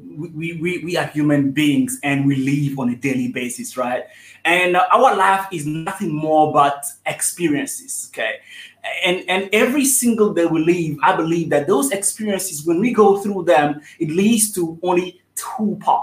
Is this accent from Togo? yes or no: yes; Togo; moved away as an adult; also born or lived in South Africa; I'm originally from Togo, West Africa. That's where I was born till the age of 18, until I decided to leave my country